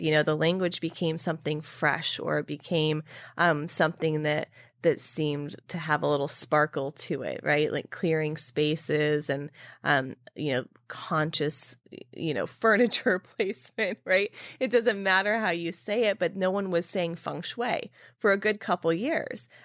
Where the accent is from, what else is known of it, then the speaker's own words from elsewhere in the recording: California, United States; moved away as an adult; now in New York, United States; when I moved to New York from California, after living in California my whole life